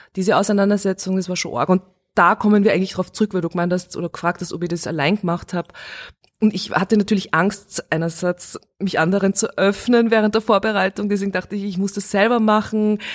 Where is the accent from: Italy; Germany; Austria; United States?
Austria; Steyr, Upper Austria; born or raised there; moved away as an adult; also born or lived in Vienna